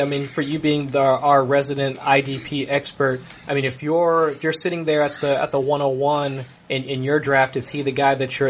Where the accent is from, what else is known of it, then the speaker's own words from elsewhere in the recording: Ohio, United States; I'm from Ohio